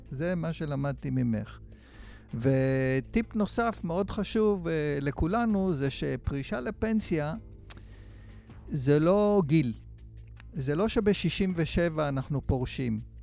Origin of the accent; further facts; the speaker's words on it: Israel; אני גדלתי בקיבוץ